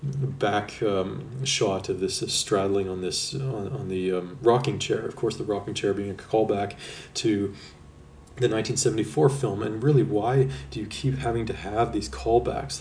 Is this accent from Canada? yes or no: yes; Canada; me being Canadian